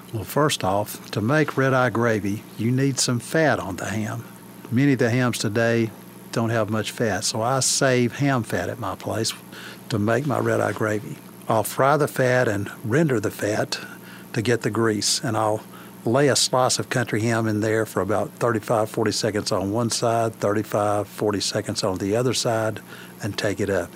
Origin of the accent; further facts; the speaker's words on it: Scott County, Virginia, United States; moved away as an adult; now in Madisonville, United States; the house I was born in there in Scott County